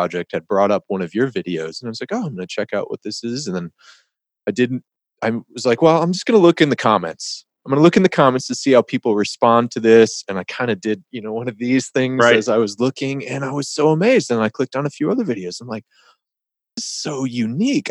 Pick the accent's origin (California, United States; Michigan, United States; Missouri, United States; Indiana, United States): Michigan, United States; Detroit; I grew up in the Detroit area in Michigan